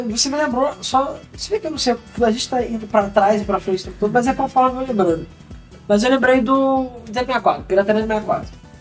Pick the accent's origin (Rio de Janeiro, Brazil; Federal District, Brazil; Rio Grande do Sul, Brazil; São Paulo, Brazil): Rio de Janeiro, Brazil; somos do Rio, cara. Normal.